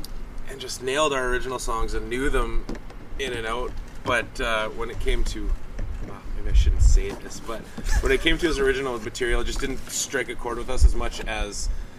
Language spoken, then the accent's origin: English; Arborg, Manitoba, Canada; We grew up in Aarberg